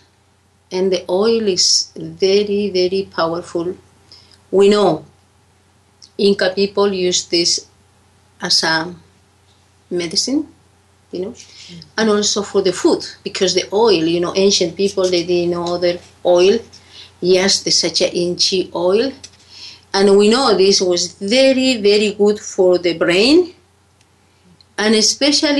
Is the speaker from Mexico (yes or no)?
no; Peru; I come from Peru.